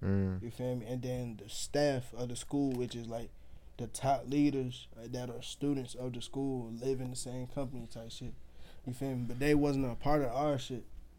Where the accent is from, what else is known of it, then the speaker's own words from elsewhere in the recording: Nigeria; You know, I'm African. I'm Nigerian.